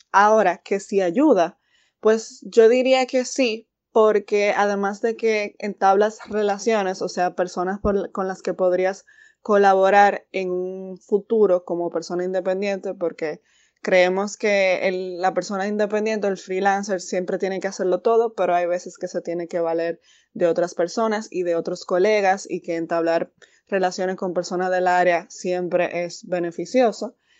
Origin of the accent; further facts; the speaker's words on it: Santiago de los Caballeros, Santiago, Dominican Republic; also born or lived in Santo Domingo; yo soy originaria de Santiago